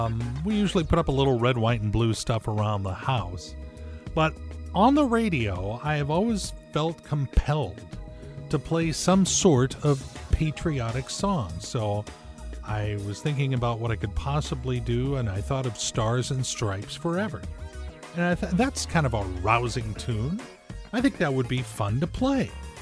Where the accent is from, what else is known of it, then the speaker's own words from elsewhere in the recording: Southern California, United States; now in Everett, United States; I was raised in Southern California